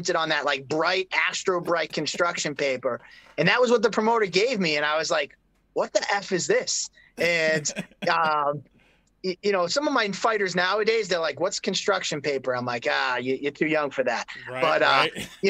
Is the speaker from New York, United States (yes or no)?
no; Brockton, Massachusetts, United States; I grew up in Brockton.